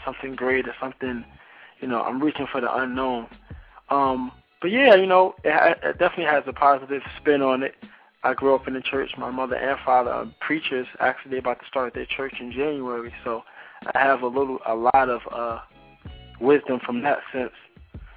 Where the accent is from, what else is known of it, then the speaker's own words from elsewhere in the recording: Newark, New Jersey, United States; I'm from Newark, New Jersey, Brick City